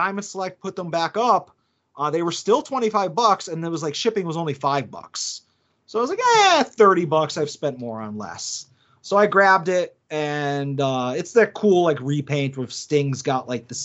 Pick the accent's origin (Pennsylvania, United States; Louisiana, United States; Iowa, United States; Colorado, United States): Pennsylvania, United States; Scranton; I'm from Scranton